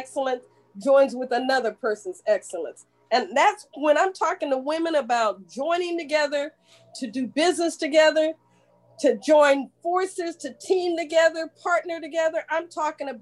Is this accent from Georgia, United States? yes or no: yes; Georgia, United States; We're both from Georgia